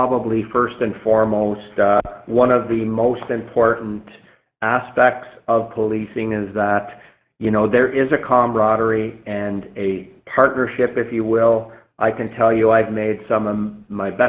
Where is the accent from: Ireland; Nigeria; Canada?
Canada; Nova Scotia; moved away as an adult; I grew up in Nova Scotia